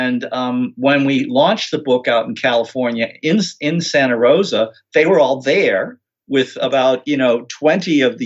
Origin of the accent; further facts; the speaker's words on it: London, United Kingdom; also born or lived in United States; I was a child growing up in a house in the middle of London